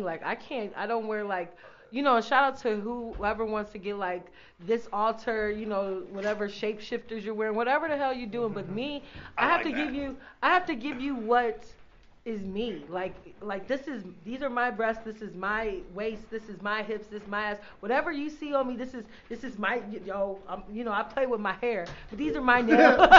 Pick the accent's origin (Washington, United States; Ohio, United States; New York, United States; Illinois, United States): Ohio, United States; I'm from Ohio.